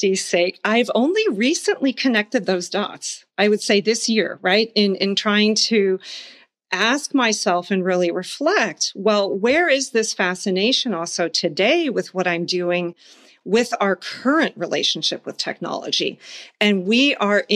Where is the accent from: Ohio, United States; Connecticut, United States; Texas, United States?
Texas, United States; Houston; also born or lived in Munich; I grew up in Houston